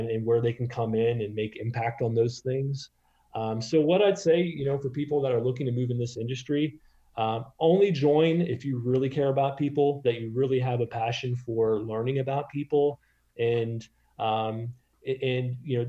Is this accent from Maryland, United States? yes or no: yes; Maryland, United States; moved away as an adult; also born or lived in Boston / New York City; now in San Francisco, United States; I grew up in Maryland